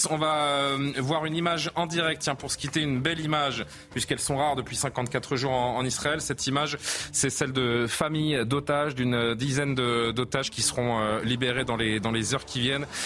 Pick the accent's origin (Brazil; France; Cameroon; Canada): France; Je me disais, chez moi en France.